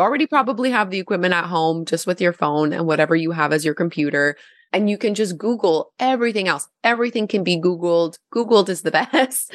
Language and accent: English; Gatineau, Quebec, Canada; now in Ottawa, Canada; I'm also French, like I'm from Gatineau originally.